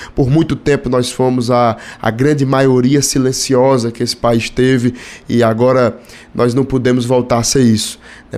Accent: Fortaleza, Ceará, Brazil; para a cidade que nasci, Fortaleza

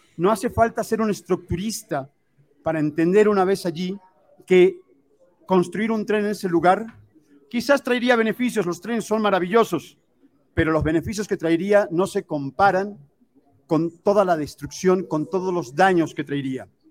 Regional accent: Mexico City, Mexico; moved away as an adult; now in Playa del Carmen, Mexico; Soy mexicano de la Ciudad de México

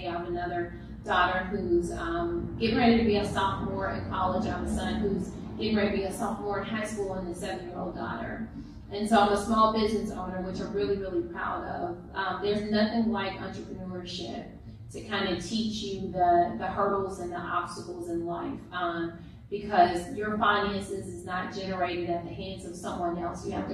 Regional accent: Houston, Texas, United States; also born or lived in Trinity Gardens, Houston; I am from Akerson, Texas. The FOFO, as we all know it to be. Born and raised in Akerson

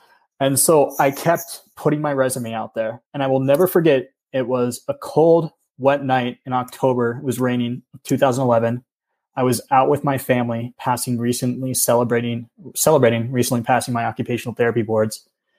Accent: East Coast, United States; And growing up in the East Coast, I really loved going to the beach and the ocean with my family.

